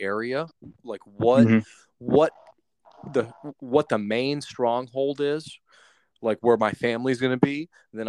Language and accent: English; Atlanta, Georgia, United States; I'm from Atlanta